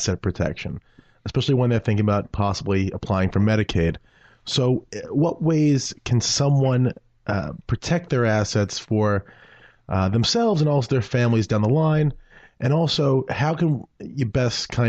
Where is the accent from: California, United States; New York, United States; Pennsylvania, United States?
New York, United States; New York City; So I'm from Bay Ridge originally, right here.